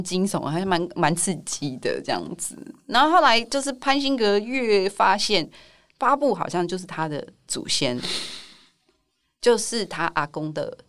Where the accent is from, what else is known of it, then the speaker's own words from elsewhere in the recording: Taipei, Taiwan; 因为我一直都是在台北长大